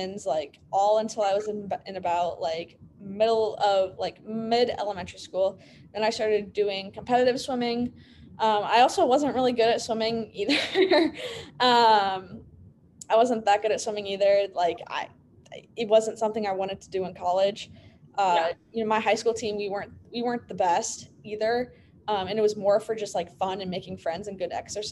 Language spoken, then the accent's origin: English; Illinois, United States; born or raised there